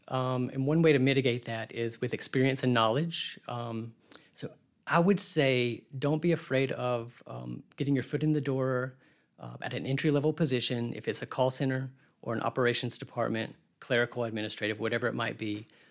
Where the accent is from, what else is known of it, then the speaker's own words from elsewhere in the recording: Birmingham, Alabama, United States; I grew up here in Birmingham